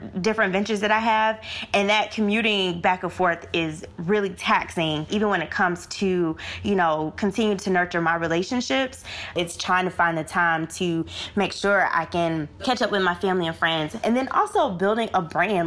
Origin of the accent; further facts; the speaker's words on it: Florida, United States; now in South Africa; I'm originally from Florida